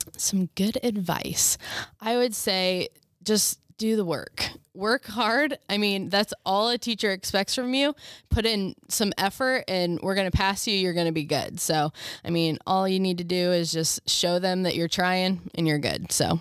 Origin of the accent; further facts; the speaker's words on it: Berne, Indiana, United States; originally from Bern